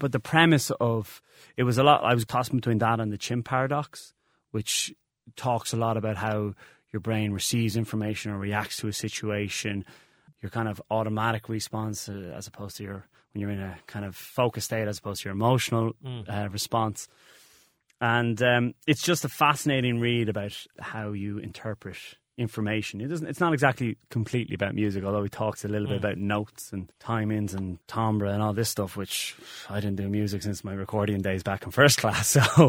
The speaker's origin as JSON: {"language": "English", "country": "Ireland", "said": "as we Irish people probably have a problem of going, well, okay, we're good and let's make it better."}